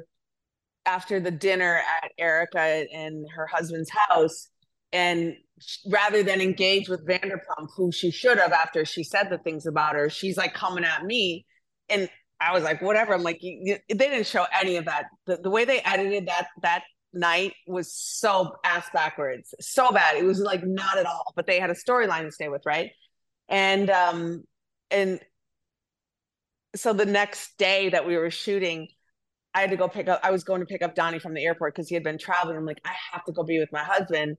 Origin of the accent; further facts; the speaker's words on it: Wisconsin, United States; I'm from Wisconsin